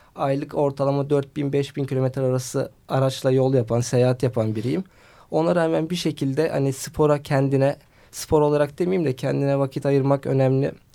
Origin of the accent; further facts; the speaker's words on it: Bandırma, Balıkesir, Turkey; 1989 Bandırma doğumluyum